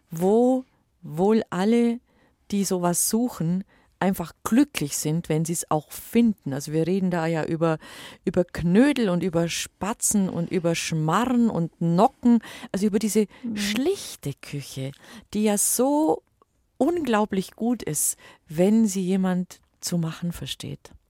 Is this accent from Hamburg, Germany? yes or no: no; Bavaria, Germany; bei uns im Allgäu sagt das man Her, Herbensmus, also aus, aus Hafer gekocht.